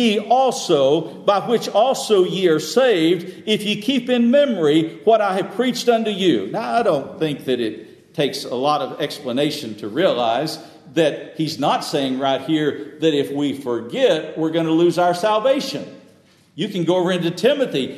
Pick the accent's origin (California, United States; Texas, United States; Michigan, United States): Texas, United States; moved away; some folks down south where I grew up in Texas